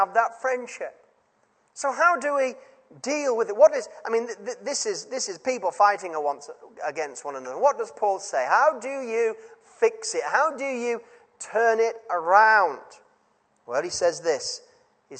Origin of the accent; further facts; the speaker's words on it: Yorkshire and the Humber, United Kingdom; as a child growing up in Yorkshire